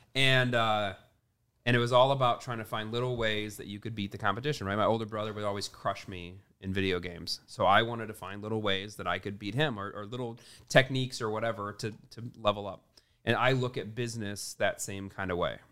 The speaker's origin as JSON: {"language": "English", "region": "Midwest", "country": "United States", "tie": "born or raised there", "said": "I grew up in the Midwest, meat and potatoes"}